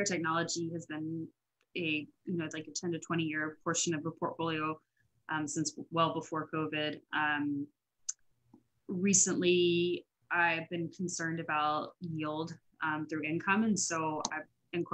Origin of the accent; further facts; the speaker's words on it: Florida, United States; I grew up in Florida